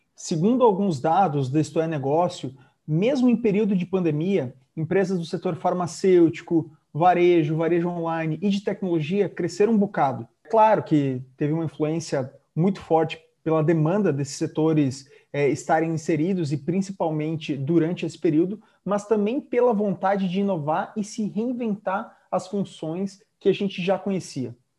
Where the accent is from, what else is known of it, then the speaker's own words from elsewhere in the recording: Rio Grande do Sul, Brazil; now in Florianópolis, Brazil; Como um bom gaúcho, exilado e expatriado aqui em Florianópolis